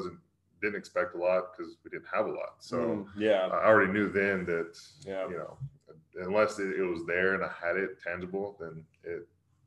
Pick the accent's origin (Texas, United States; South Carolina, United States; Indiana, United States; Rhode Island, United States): Texas, United States; Corsicana; also born or lived in San Antonio, Texas / Austin, Texas; I grew up in Corson County, Texas, a small town, country town, 50 miles south of Dallas.